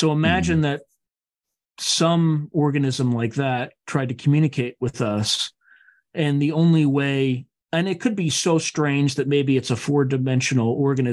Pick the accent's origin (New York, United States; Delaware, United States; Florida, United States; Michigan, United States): Delaware, United States; I grew up in Delaware.